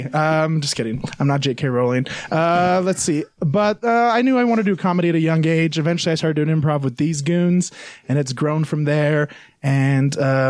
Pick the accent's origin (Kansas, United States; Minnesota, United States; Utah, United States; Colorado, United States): Utah, United States; also born or lived in Payson / Salt Lake / West Valley / Provo; if I said I was born in Payson, that doesn't mean I was raised there. I literally have lived all over Utah.